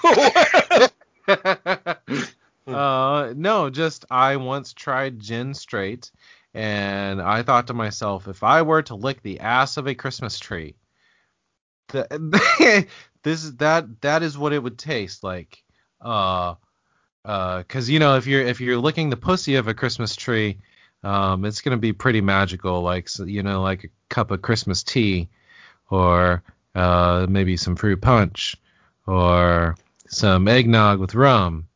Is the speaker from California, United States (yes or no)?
no; Indianapolis, Indiana, United States; now in Cincinnati, United States; I grew up in Indy too